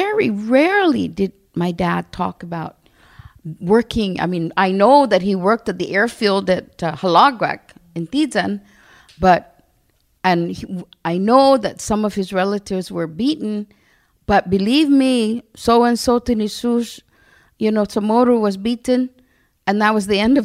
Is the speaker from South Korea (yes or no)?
no; Barrigada, Guam; because I'm from Barragata